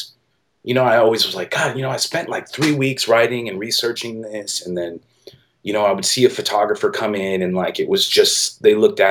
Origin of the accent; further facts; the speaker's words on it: Milwaukee, Wisconsin, United States; moved away as an adult; now in San Francisco, United States; I grew up in Milwaukee and I moved to San Francisco like right out of high school